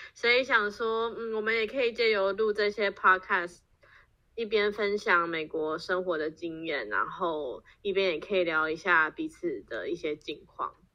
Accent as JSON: {"language": "Chinese", "country": "Taiwan", "tie": "born or raised there", "moved": "as an adult", "lives_now": "United States", "said": "我也是在台湾长大。然后大学，我大学也是台湾念，呃，毕业之后我在台湾工作大概七年"}